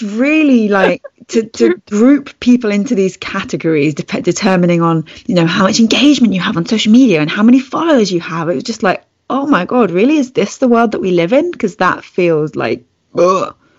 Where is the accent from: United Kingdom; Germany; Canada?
United Kingdom; It's one that does stand out for me, being British.